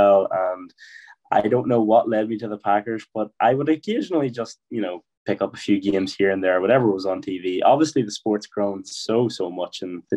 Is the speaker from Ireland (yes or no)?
yes; Ireland; I am from Ireland, yes.